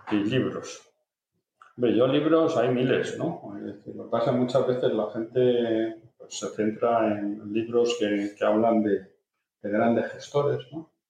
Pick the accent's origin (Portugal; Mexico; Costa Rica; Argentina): Portugal; Spanish is a second language; Resulta que es mucho más fácil aprender castellano siendo portugués que, lo contrario, porque tiene una fonética endiablada, pero por lo menos un poquito pues, para poder